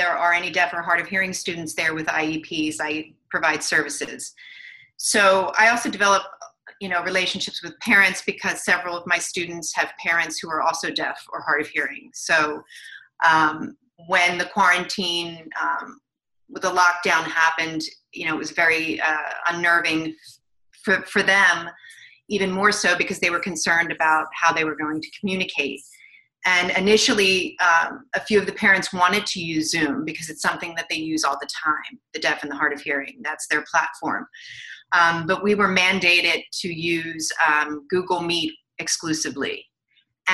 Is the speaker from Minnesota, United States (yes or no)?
no; Philadelphia, Pennsylvania, United States; also born or lived in New York; I'm from Philadelphia originally